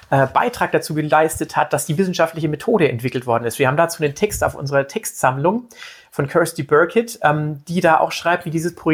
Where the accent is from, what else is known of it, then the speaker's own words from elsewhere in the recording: Bavaria, Germany; also ich komme aus Bayern, muss ich ganz ehrlich jetzt zugeben und bekennen und stehe auch dazu